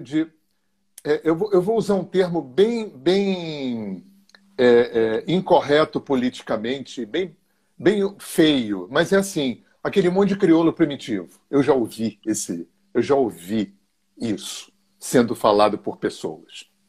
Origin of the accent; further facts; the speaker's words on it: Rio de Janeiro, Brazil; eu sou carioca, tenho 65 anos, moro há 40 anos no interior do estado do Rio